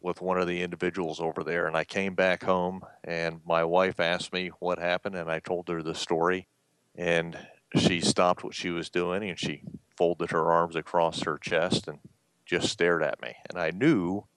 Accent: Columbus, Georgia, United States; moved away; growing up in Columbus, Georgia

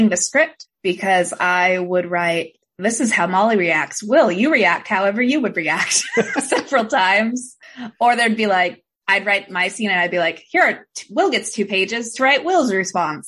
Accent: Portland, Oregon, United States; I'm also from Portland originally

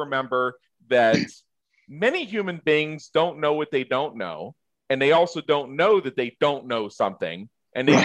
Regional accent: just south of Pittsburgh, Pennsylvania, United States; moved away; I grew up just south of Pittsburgh

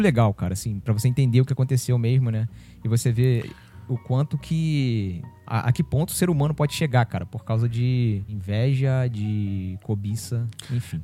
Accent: São Gonçalo, Rio de Janeiro, Brazil; ela faz parte do imaginário de São Gonçalo, né? De onde eu cresci

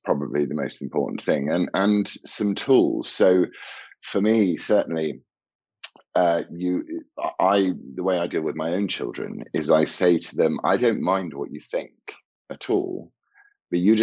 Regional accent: United Kingdom

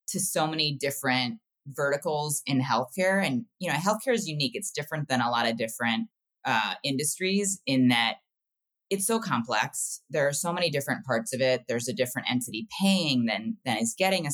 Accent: Ohio, United States; I grew up in the Midwest in Ohio

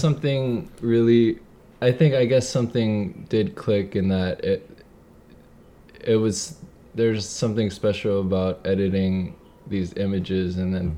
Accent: Kaneohe, Hawaii, United States; I loved growing up in Kaneohe

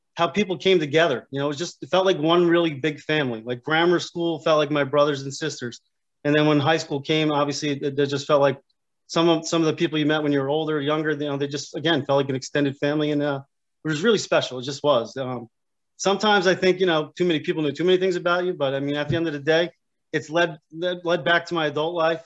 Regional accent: Union Beach, New Jersey, United States; also born or lived in Keyport, New Jersey; I grew up in Union Beach, which is uh, obviously the neighboring town

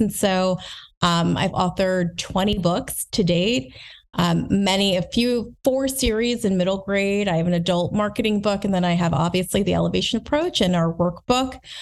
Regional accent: United States; also born or lived in New Jersey / Lancaster, Pennsylvania; I grew up in New Jersey, rather from Lancaster, Pennsylvania

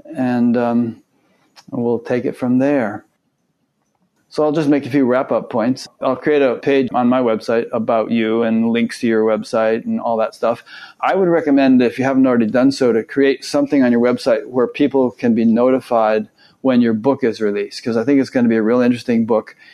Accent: Fairfield, Connecticut, United States; also born or lived in Westport, Connecticut; right next to where I grew up

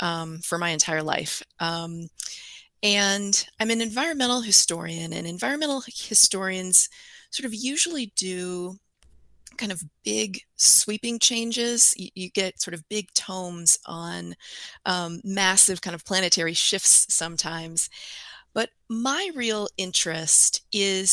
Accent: California, United States; moved away as an adult; also born or lived in Iowa / northern Wisconsin; now in Wisconsin, United States; I'm originally from California

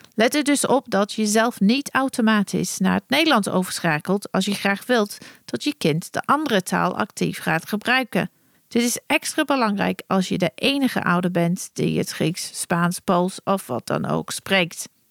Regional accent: England, United Kingdom; first language English; Dutch is a second language; moved away as an adult; also born or lived in Germany; now in Netherlands; met mijn familie in Engeland

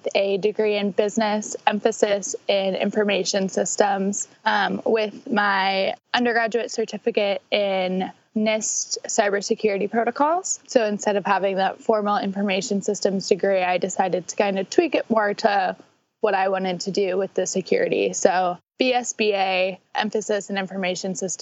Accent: St. Louis, Missouri, United States; I'm from St. Louis

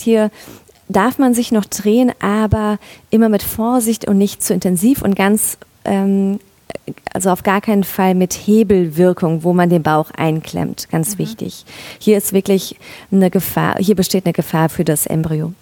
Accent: Mainz, Rhineland-Palatinate, Germany; moved away as an adult; also born or lived in northern Black Forest; now in Black Forest, Germany; ursprünglich komme ich aus Mainz

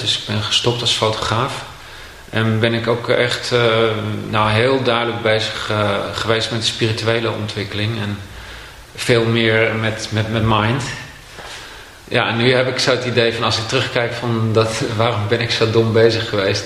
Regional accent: Castricum, North Holland, Netherlands; In Castricum, aan, vlakbij zee.

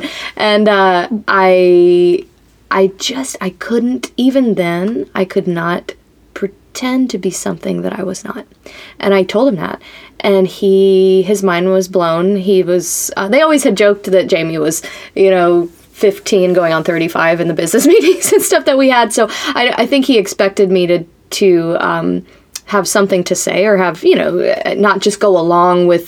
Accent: West Palm Beach, Florida, United States; moved away as an adult; now in Nashville, United States; I'm from West Palm Beach, Florida, originally

